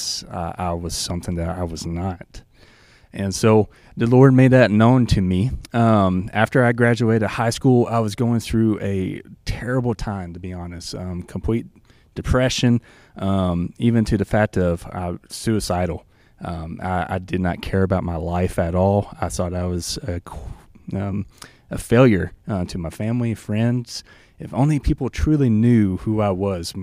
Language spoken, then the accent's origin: English; the South, Arkansas, United States; accent: Southern; moved away as an adult; now in South Dakota, United States; I grew up in the South, probably by my accent. You could kind of tell I'm not from around here